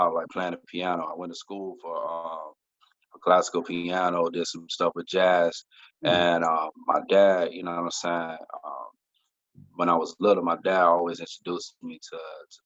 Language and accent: English; Florida, United States; I'm from the South, I'm from Florida